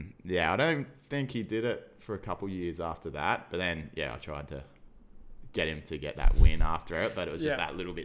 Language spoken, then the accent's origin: English; Surfers Paradise, Queensland, Australia; I grew up in Surfers Paradise, like as a nipper.